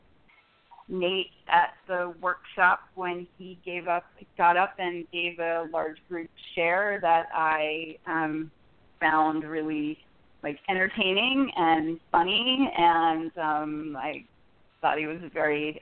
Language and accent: English; New York City, New York, United States; moved away as an adult; now in San Francisco Bay Area, United States; I'm originally from the New York City area